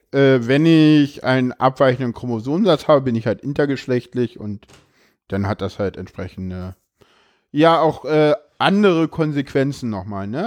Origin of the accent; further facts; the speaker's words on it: Berlin, Germany; ich bin in Köpenick geboren, aufgewachsen